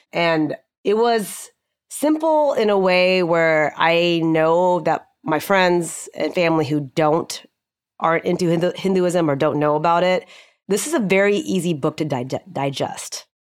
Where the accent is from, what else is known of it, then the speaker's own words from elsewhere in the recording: Houston, Texas, United States; moved away as an adult; also born or lived in Austin; now in Dallas, United States; I was born and raised in Houston